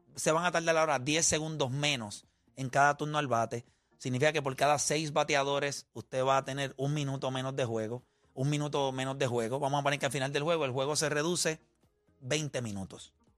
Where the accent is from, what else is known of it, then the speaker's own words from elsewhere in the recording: Puerto Rico; now in Florida, United States; soy boricua